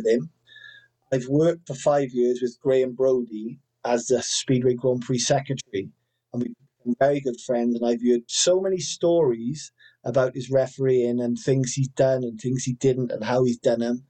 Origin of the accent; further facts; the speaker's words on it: Wales, United Kingdom; I'm Welsh